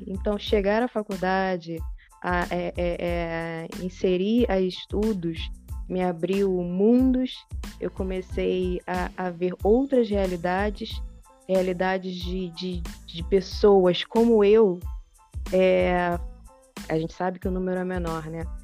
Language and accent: Portuguese; interior of Minas Gerais, Brazil; moved away; eu vim lá do interior de Minas Gerais, da roça